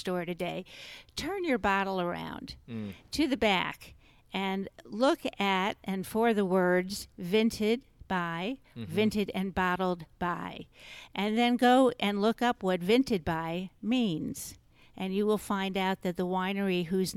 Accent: Georgia, United States; Where are you from? And I would say, Georgia

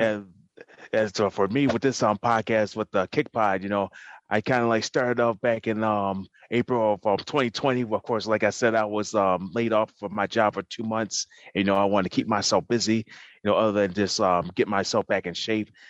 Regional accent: New York, United States; we're both from New Yorkers

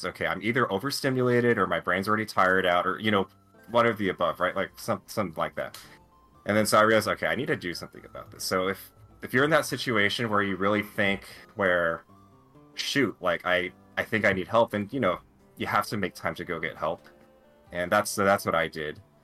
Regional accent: United States; also born or lived in Fresno; I'm Asian American

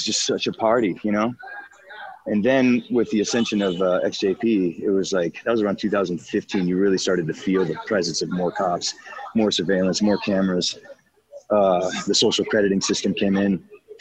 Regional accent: Florida, United States; moved away as an adult; also born or lived in Chicago, Illinois; now in Shanghai, China; I'm more of a Floridian. I was with most of my early adult life

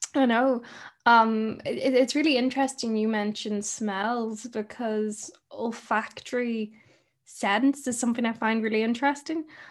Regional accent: Ireland; I come from, I'm from Ireland.

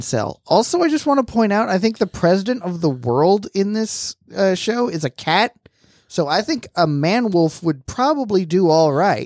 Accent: Florida, United States; growing up in Florida, we had, we didn't have Florida history

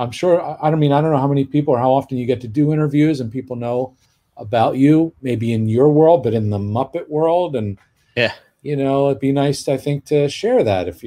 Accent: Toronto, Ontario, Canada; born or raised there

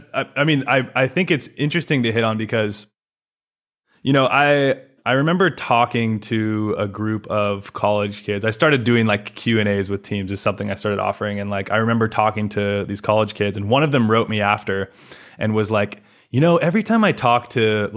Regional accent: California, United States; moved away as an adult; now in Poland; I grew up in California

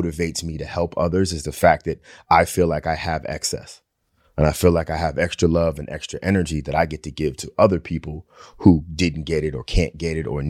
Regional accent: Long Island, New York, United States; I grew up in Long Island

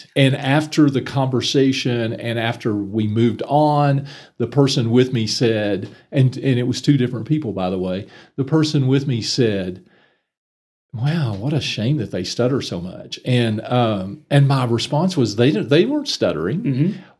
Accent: McLean, Texas, United States; I actually grew up in the little town of McLean

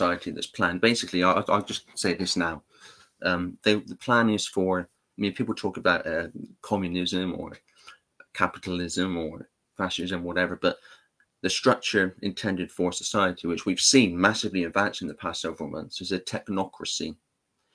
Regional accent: England, United Kingdom; I'm English

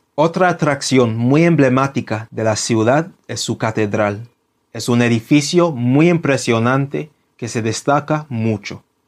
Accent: London, United Kingdom; Spanish is a second language; Londres, mi ciudad natal

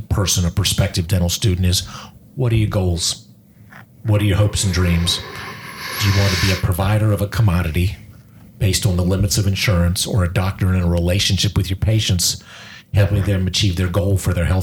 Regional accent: the South, United States; we're from the South

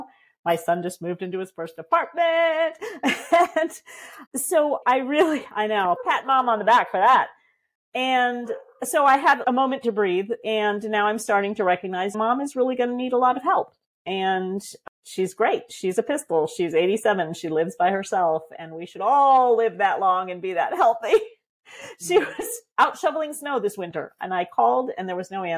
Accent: Vermont, United States; moved away as an adult; also born or lived in Michigan; I've moved back east to where I'm from, to Vermont. I grew up in Vermont

